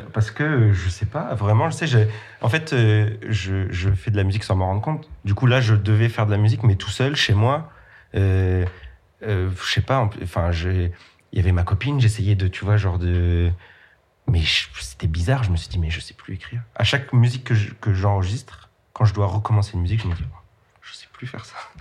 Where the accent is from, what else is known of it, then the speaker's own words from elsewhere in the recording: Nancy, Grand Est, France; now in Paris, France; Je viens de Nancy